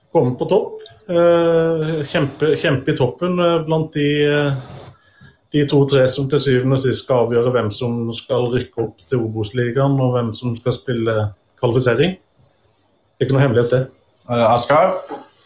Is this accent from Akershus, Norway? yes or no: no; Tvedestrand, Agder, Norway; jeg er ikke Arendalsmann, og det stemmer, jeg er fra Tvedestrand